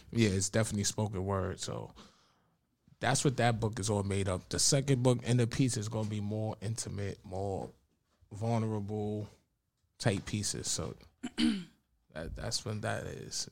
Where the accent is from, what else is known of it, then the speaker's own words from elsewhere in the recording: New York City, New York, United States; I'm from the Bronx, New York